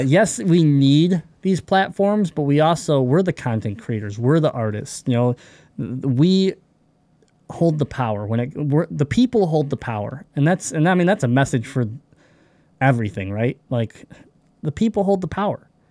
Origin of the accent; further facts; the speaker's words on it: Michigan, United States; we're from Michigan